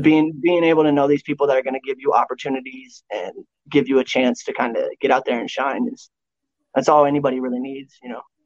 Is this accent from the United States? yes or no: yes; Tucson, Arizona, United States; we grew up in Tucson